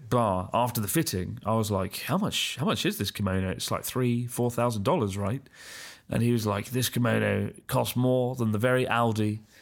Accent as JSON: {"language": "English", "town": "Augsburg", "region": "Bavaria", "country": "Germany", "moved": "yes", "lives_now": "Hong Kong", "said": "I'm currently working in Hong Kong, but I'm originally from Augsburg, uh, Germany."}